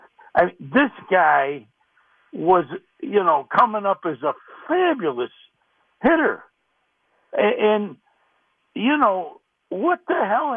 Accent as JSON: {"language": "English", "town": "Rochester", "region": "New York", "country": "United States", "lives_now": "Tennessee, United States", "said": "when … was played here in Rochester, I'm in Tennessee actually, but you know, I'm from Rochester."}